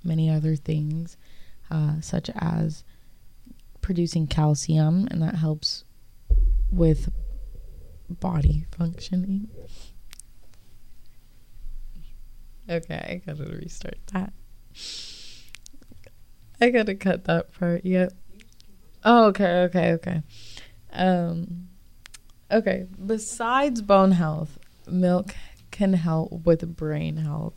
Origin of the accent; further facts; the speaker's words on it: Pennsylvania, United States; I grew up in Pennsylvania